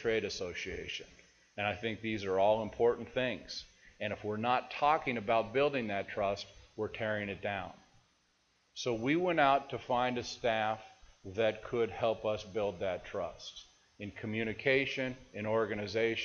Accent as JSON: {"language": "English", "town": "Seattle", "region": "Washington", "country": "United States", "said": "I'm from Seattle"}